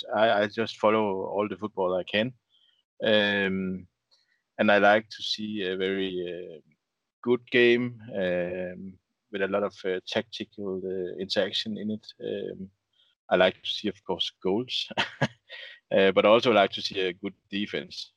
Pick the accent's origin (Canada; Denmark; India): Denmark; Aarhus, Central Denmark Region; moved away as an adult; also born or lived in Copenhagen; I'm a Danish guy. I grew up in Aarhus, that's the second biggest city in Denmark, where I lived until I was 18, and then I moved to Copenhagen.